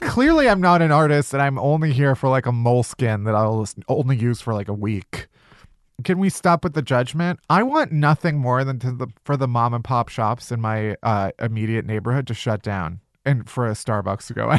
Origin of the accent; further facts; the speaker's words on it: Chicago, Illinois, United States; now in Los Angeles, United States; I'm from Chicago